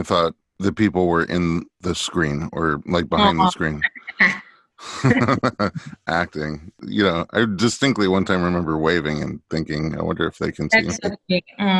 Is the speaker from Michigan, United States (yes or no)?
no; New York City, New York, United States; moved away; My only problem with New York, because I grew up there too